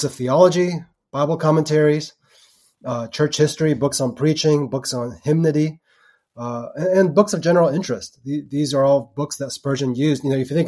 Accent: Texas, United States; moved away; also born or lived in Portland, Oregon; My parents immigrated from Taiwan, you know, in the early 80s. So I grew up in Texas

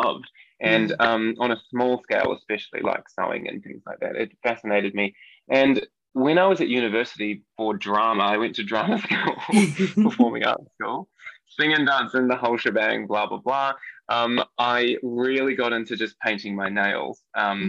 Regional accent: New Zealand; accent: New Zealand; moved away; I'm from New Zealand. I grew up on kind of just the middle of nowhere-ish, I suppose. It's a little country area, sheep farm

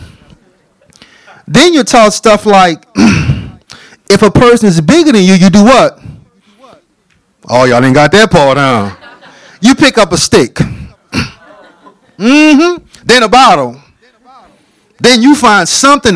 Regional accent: New Orleans, Louisiana, United States; I am born and raised from a little town called New Orleans

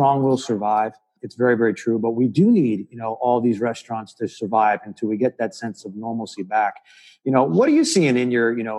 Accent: Northeast, United States; moved away; I'm from the Northeast as well

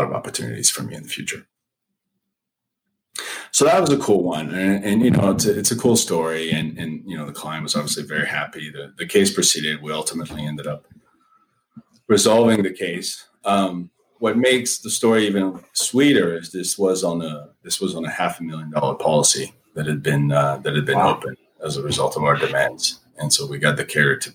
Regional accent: France; moved away; I'm originally from France

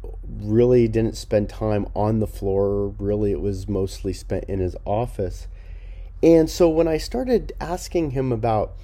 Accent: Los Angeles, California, United States; I grew up in Los Angeles area

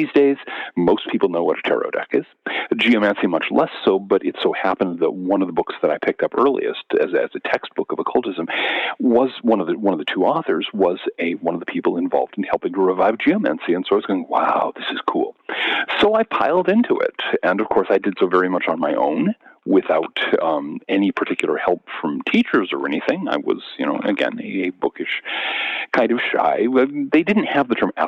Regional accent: Seattle, Washington, United States; I grew up in the South Seattle suburbs in the late 60s and early 70s.

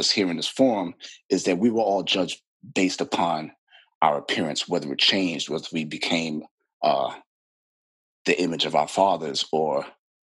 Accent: New York City, New York, United States; I'm born and raised in Brooklyn, New York.

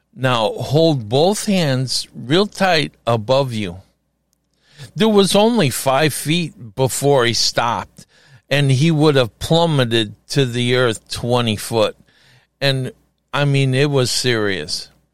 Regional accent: Chicago, Illinois, United States; I'm from Chicago

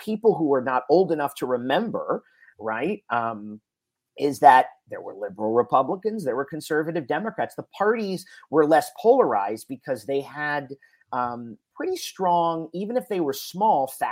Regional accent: Florida, United States; moved away; I'm originally from Florida

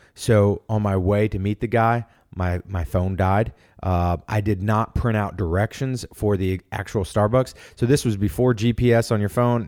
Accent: Norfolk, Virginia, United States; moved away as an adult; also born or lived in Atlanta, Georgia; I'm from Norfolk, Virginia

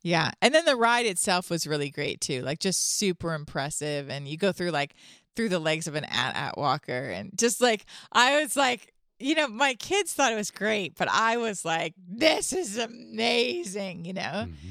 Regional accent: Toronto, Ontario, Canada; now in Franklin; I'm from Toronto

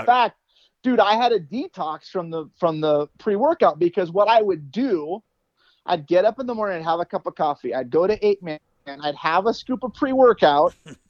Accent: Arizona, United States; I grew up here in Arizona. We had horses as kids and stuff like that.

